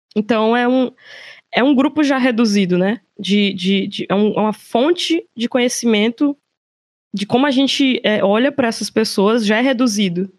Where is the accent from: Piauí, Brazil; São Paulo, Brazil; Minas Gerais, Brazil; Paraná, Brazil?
Piauí, Brazil; Teresina; moved away; eu sou de Teresina, mas não estou morando em Teresina, infelizmente